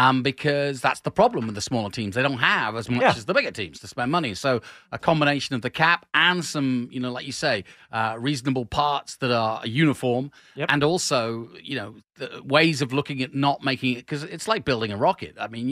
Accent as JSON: {"language": "English", "region": "England", "country": "United Kingdom", "said": "I'm English."}